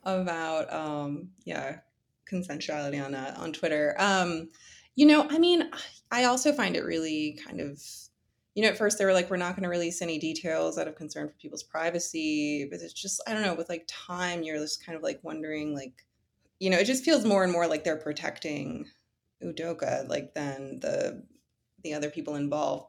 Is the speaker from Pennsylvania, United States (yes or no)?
yes; Philadelphia, Pennsylvania, United States; I'm from Philly, so, you know, Harden's come to my city.